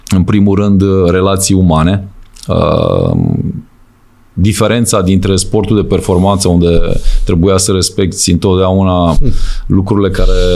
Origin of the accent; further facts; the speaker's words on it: Romania; moved away as an adult; also born or lived in Austria / Germany; ca român să prinzi locuri bune ca antrenor